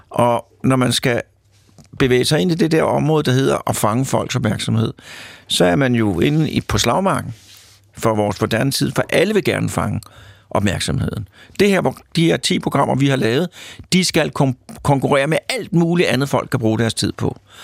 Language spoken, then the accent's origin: Danish; Lyngby, Capital Region of Denmark, Denmark; moved away as an adult; also born or lived in Mørkhøj / Odense; now in Copenhagen, Denmark; jeg er født i Mørkhøj og opvokset i Lyngby